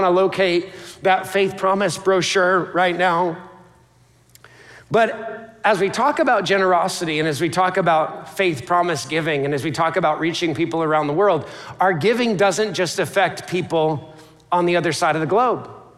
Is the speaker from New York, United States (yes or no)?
yes; New York, United States; My family hails from Alaska or Dunkirk, New York. I'm from the New York area.